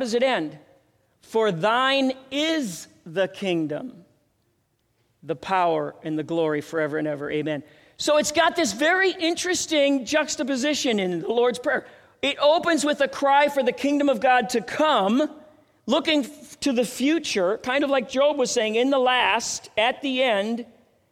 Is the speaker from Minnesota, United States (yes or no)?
yes; Minneapolis, Minnesota, United States; now in Denver, United States; I went to Lutheran High School in Minneapolis